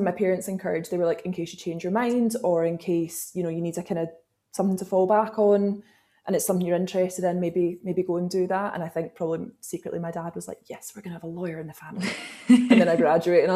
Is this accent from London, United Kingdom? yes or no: no; Glasgow, Scotland, United Kingdom; I grew up in Glasgow